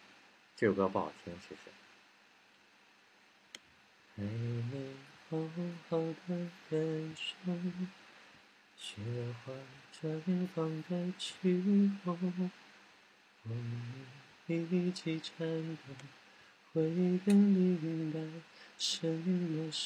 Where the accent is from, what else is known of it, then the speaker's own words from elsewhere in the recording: Jinan, Shandong, China; 我们我们济南这边电台，从我从咱上学那会儿啊，经常听了那个深夜故事